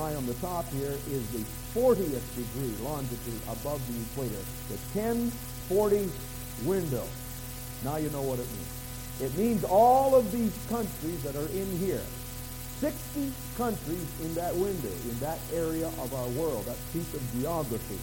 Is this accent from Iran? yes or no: no; New Brunswick, Canada; I'm from New Brunswick, right next door.